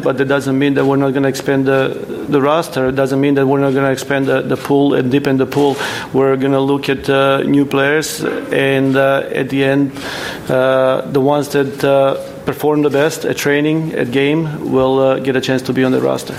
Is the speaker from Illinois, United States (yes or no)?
yes; Buffalo Grove, Illinois, United States; moved away as an adult; also born or lived in Minnesota; I grew up in Buffalo Grove and actually played for Team Illinois